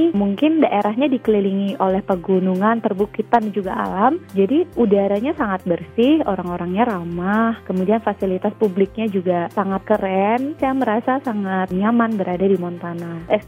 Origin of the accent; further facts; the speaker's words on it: Bali, Indonesia; Saya dari Bali, eh, dua teman dari Kalimantan, dan satu teman dari East